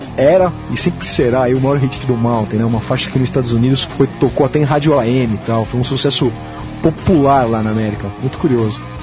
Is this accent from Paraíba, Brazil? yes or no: no; São Paulo, Brazil; Eu nasci no bairro da Pompeia, né? Que é ali colado ali ao Parque Antártica e tal. E cresci indo no Parque Antártico assistir jogo do Palmeiras